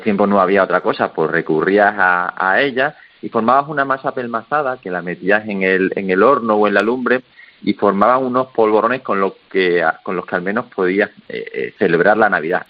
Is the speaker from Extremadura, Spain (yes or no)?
yes; Extremadura, Spain; nosotros somos los dos de Extremadura